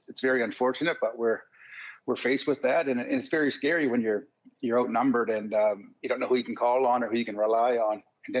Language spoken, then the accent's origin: English; Canada; And we're all Canadian, we're all equal, so treat everybody equal.